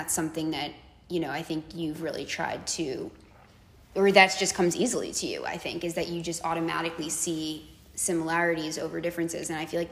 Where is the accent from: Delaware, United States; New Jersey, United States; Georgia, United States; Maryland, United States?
New Jersey, United States; Tenafly; we grew up in Tenafly, New Jersey